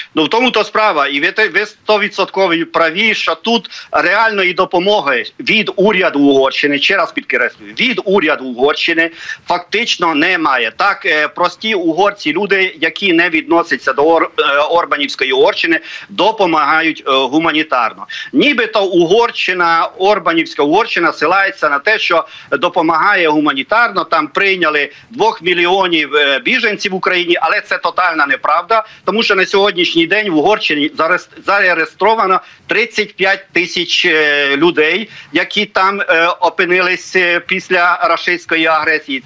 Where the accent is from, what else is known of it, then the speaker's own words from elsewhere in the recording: Ukraine; як український угорець